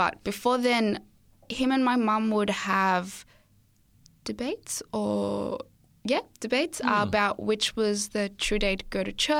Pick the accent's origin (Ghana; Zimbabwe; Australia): Zimbabwe; born there; So, as I said, I was born in Zimbabwe and I'm an only child.